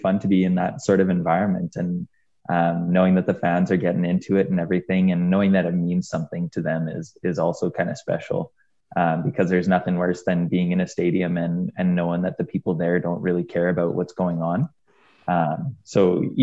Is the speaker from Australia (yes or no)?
no; Edmonton, Alberta, Canada; I'm from Edmonton